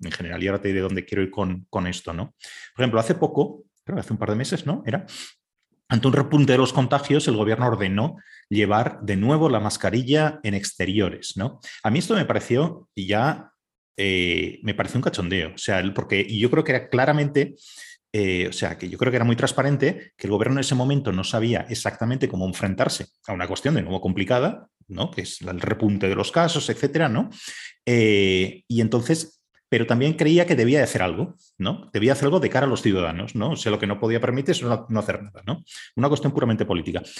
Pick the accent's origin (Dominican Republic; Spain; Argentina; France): Spain; en España somos especialmente borreguiles